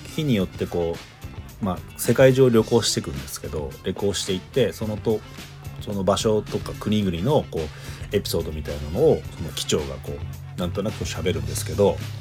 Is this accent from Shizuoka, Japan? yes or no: yes; Shizuoka, Japan; now in Tokyo, Japan; 地元が静岡